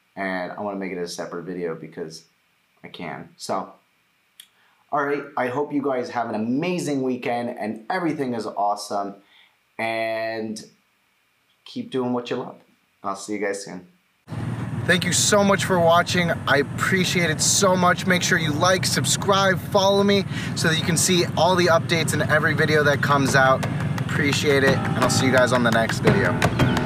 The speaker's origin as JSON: {"language": "English", "country": "United States", "said": "I'm Jewish, uh, I'm American"}